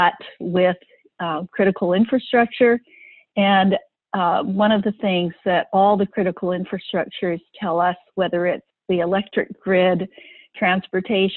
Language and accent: English; Hawaii, United States; also born or lived in San Francisco; I was born and raised here in Hawaii.